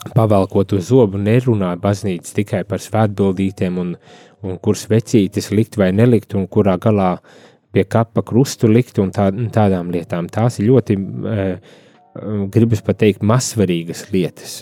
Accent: Latvia

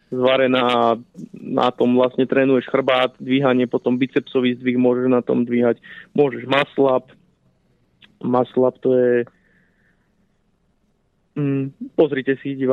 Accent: Slovenská Ľupča, Banská Bystrica Region, Slovakia; v mojej rodnej dedinke Slovenskej Lubči

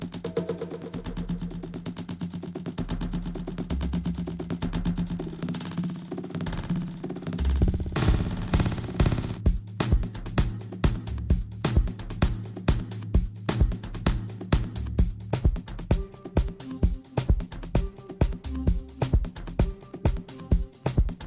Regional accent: Cape Verde; now in Manchester, United Kingdom; I'm from Cape Verde. I live in UK, Manchester.

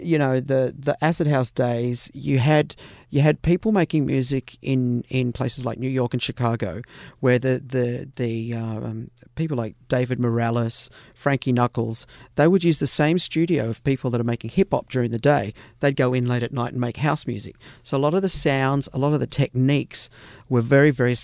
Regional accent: the other side of Dubbo, country New South Wales, Australia; also born or lived in Sydney; as a kid growing up in country New South Wales

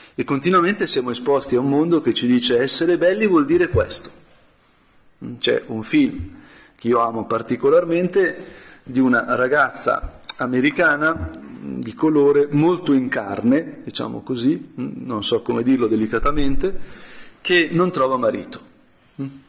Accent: Brianza, Lombardy, Italy; sono brianzolo

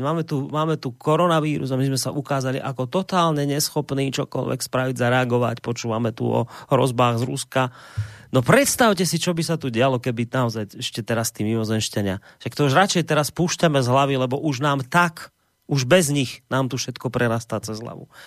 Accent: Slovakia; my Slováci

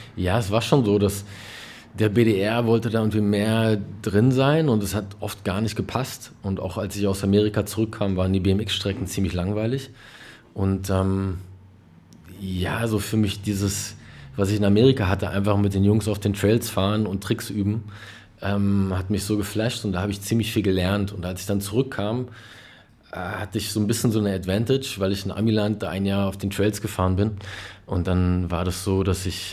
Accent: Berlin, Germany; also born or lived in Kreuzberg, Berlin; es war wirklich in Berlin-Neukölln am Spielplatz

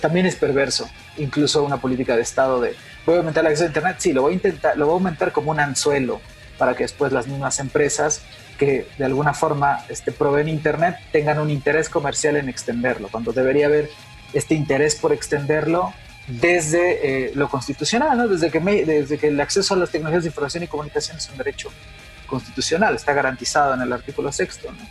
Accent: Mexico; nosotros como mexicanas, como mexicanos

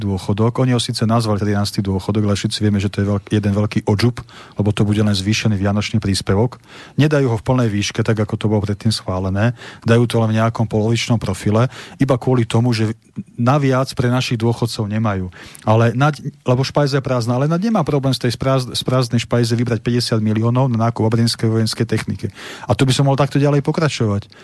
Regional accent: Slovakia; Ja som Slovák, som vlastenec

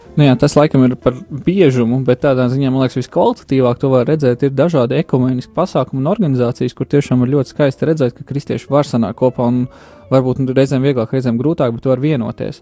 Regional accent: Jelgava, Zemgale, Latvia; moved away; es pats esmu oriģināli no Jālgavas.

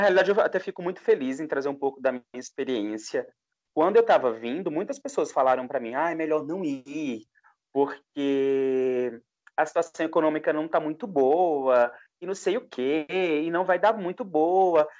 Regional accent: São Caetano, Pernambuco, Brazil; moved away as an adult; also born or lived in Caruaru; eu nasci em Caruaru, mas toda a minha infância, adolescência, era em São Caetano

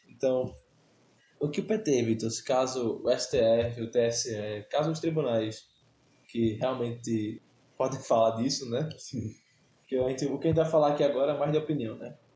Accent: Olinda, Pernambuco, Brazil; sou, sou de Olinda

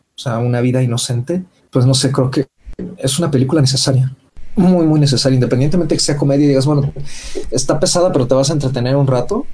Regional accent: Mexico; nosotros como público mexicano

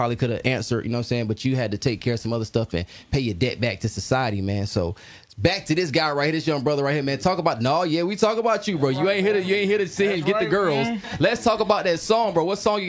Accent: Arkansas, United States; now in Raleigh, United States; I'm not from Raleigh. So anytime I'm from Arkansas. So when I came to the Raleigh area

